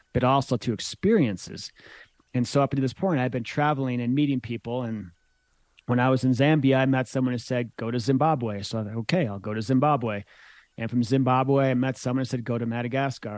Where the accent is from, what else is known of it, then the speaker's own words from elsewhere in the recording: Michigan, United States; moved away as an adult; also born or lived in Boulder, Colorado; growing up in Michigan